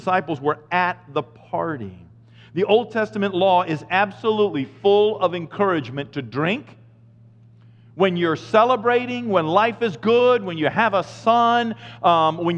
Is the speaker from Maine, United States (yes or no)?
yes; Maine, United States; I'm from Maine